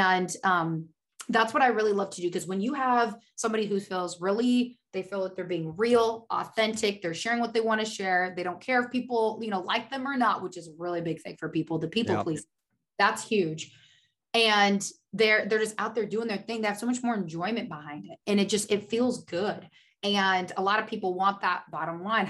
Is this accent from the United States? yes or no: yes; Oregon, United States; moved away as an adult; also born or lived in Washington State; now in California, United States; I grew up in Oregon.